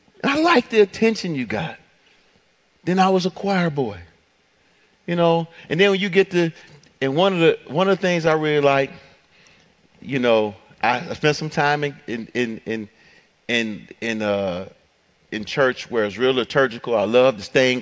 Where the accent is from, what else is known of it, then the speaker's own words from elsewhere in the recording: Detroit, Michigan, United States; growing up in Detroit, at the end of your block, you know, it'd be like a corner store or something